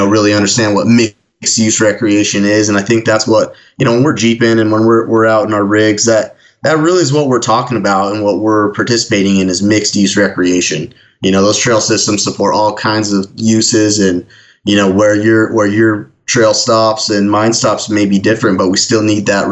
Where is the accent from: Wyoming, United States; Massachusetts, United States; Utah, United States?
Utah, United States; Ogden; my hometown, which is just kind of ironic, Ogden, Utah is where the Region 4 Forest Service office is